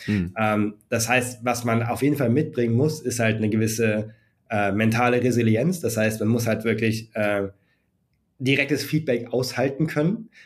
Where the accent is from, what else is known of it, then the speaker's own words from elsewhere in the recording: Germany; wie sind wir hier in Deutschland mit Games aufgewachsen